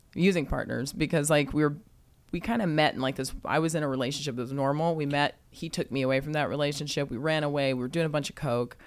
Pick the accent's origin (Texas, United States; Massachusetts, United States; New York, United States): Texas, United States; San Antonio; I was born in Texas, uh, San Antonio, Texas, which I actually just got a house over there too.